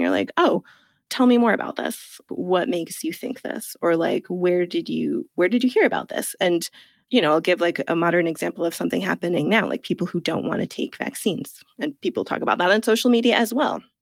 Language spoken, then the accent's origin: English; United States; moved away as an adult; also born or lived in Italy; now in England; I'm from the United States